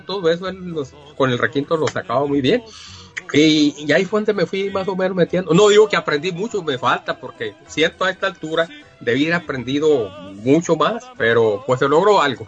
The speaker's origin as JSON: {"language": "Spanish", "town": "Yécora", "region": "Sonora", "country": "Mexico", "said": "yo soy del municipio de Yecora, Sonora"}